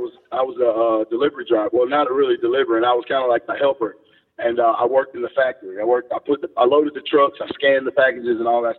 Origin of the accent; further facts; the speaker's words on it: Homewood, Alabama, United States; Birmingham, Homewood, Alabama.